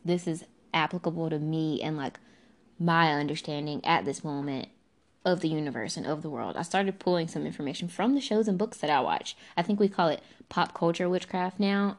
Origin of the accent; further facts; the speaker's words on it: the American South, United States; as a Southerner